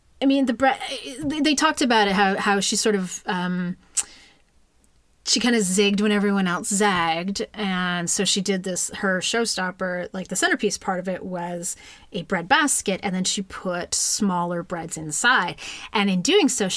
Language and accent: English; Saint John, New Brunswick, Canada; now in Toronto, Canada; I'm from St. John, New Brunswick.